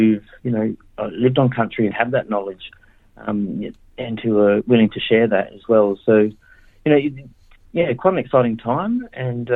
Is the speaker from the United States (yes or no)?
no; Adelaide, South Australia, Australia; I grew up in Adelaide and, you know, that's where my mob's from